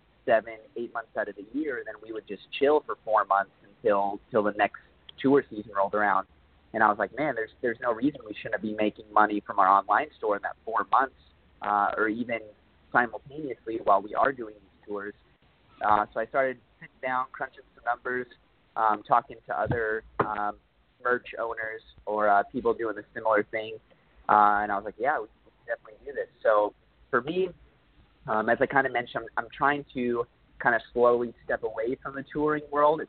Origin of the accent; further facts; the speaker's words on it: Dallas, Texas, United States; now in Los Angeles, United States; I come from Dallas, Texas